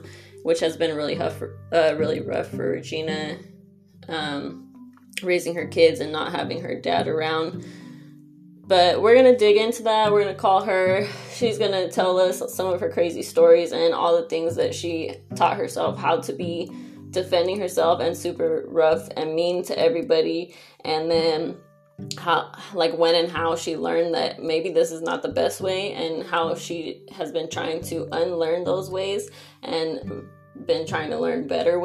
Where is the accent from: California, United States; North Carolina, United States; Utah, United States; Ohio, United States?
California, United States; Los Angeles; growing up in San Pedro, which is LA County